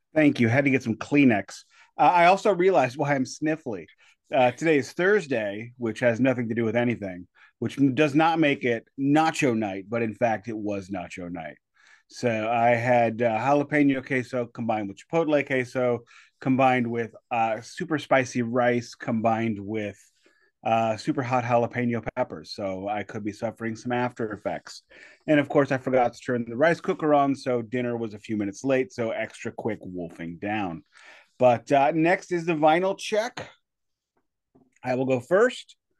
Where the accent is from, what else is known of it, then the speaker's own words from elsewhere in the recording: St. Louis, Missouri, United States; I'm from South City, St. Louis